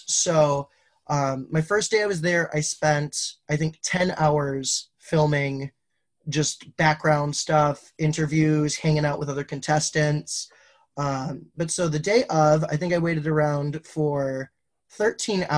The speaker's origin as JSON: {"language": "English", "region": "Wisconsin", "country": "United States", "tie": "born or raised there", "also_born_or_lived": "Nebraska / China", "moved": "as an adult", "lives_now": "Detroit, United States", "said": "I grew up in an incredibly conservative, some might say cult in Wisconsin"}